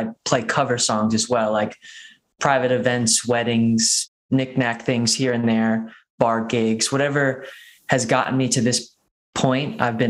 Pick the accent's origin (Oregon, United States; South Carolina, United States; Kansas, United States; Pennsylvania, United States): South Carolina, United States; moved away as an adult; also born or lived in Charleston, South Carolina; now in Boulder, Colorado, United States; I played music all growing up in South Carolina